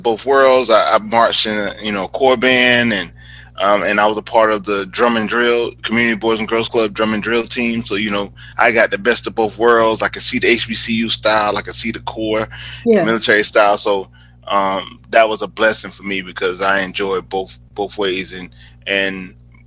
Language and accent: English; Wilmington, North Carolina, United States; I am originally from Wilmington, North Carolina, born and raised.